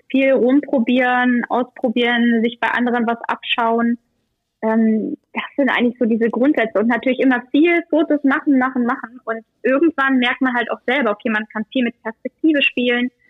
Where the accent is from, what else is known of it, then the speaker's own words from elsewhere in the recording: Germany; Ich bin in Deutschland geboren.